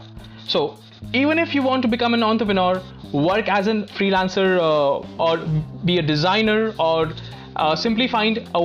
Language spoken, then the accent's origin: English; Delhi, India; Where I'm from, well, I'm an Indian from Delhi.